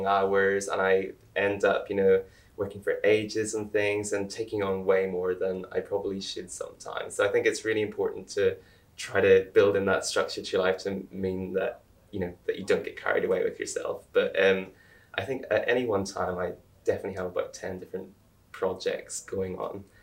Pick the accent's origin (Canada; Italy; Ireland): Ireland; now in United Kingdom; I'm Irish